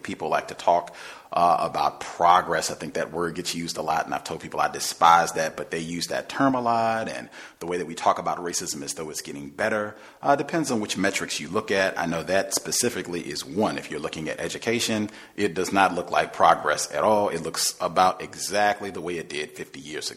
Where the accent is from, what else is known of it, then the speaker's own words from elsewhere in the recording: Virginia, United States; moved away as an adult; now in Washington State, United States; I'm in Washington State now, that I was born in Virginia, graduate of University